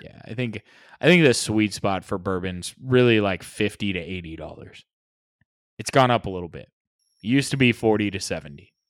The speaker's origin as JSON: {"language": "English", "country": "United States", "said": "being American"}